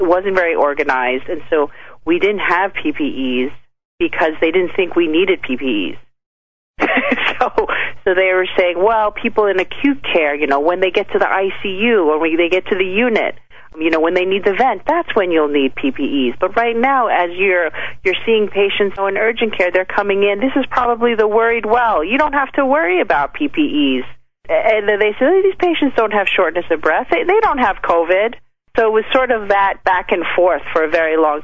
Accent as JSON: {"language": "English", "town": "New York City", "region": "New York", "country": "United States", "tie": "born or raised there", "said": "I grew up in the Bronx in New York City"}